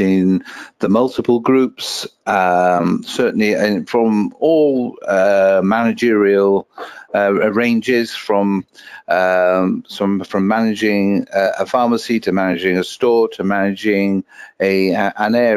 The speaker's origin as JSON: {"language": "English", "region": "Wales", "country": "United Kingdom", "said": "I am from Wales"}